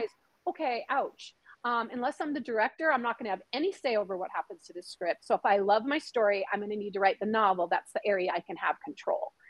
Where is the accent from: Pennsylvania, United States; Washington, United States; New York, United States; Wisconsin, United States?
Washington, United States; I grew up in Washington State, literally near the border